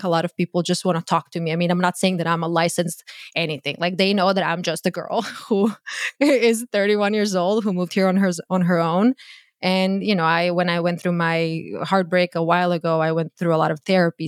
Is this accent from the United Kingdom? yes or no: no; Croatia; English is a second language; moved away as an adult; now in United States; born and raised in Croatia. I moved to the U S when I was twenty-two.